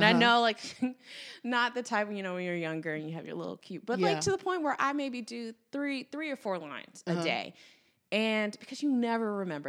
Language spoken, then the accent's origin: English; the South, United States; Like, we were raised in the South, like, you hold open the door for someone behind